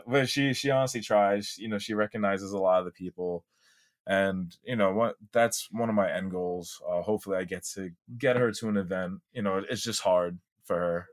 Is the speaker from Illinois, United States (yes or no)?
no; New York City, New York, United States; I was born and raised in Staten Island, New York City